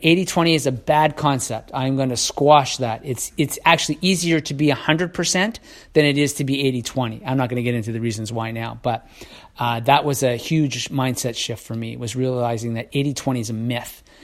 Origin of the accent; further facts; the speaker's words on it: Canada; I'm Canadian